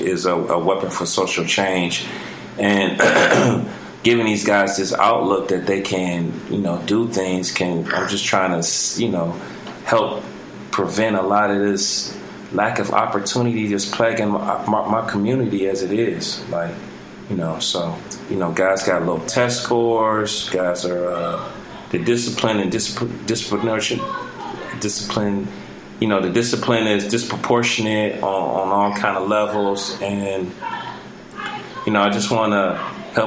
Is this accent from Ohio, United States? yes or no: yes; Cleveland, Ohio, United States; this is my hometown